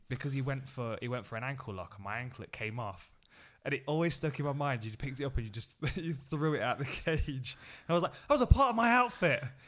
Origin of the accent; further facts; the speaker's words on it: Nottingham, East Midlands, United Kingdom; I was fighting in my hometown.